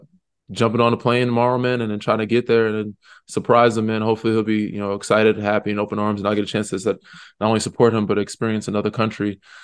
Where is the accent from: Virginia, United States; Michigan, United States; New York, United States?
New York, United States; now in California, United States; But the Pacific Coast is another reason why I moved there and I call it home now. I do love that I'm from New York.